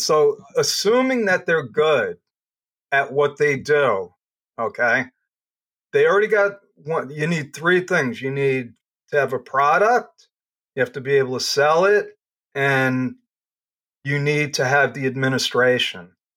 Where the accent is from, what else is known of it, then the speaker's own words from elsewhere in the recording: Long Island, New York, United States; also born or lived in Brooklyn; I grew up on Long Island